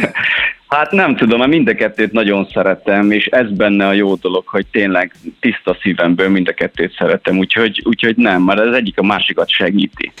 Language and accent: Hungarian; Transylvania, Székely Land, Romania; én Erdélyből származom, Székelyföldről, és még 1993-ban, így jó év napján, még pici voltam, és akkor a nagybátyám ugye fafaragással foglalkozott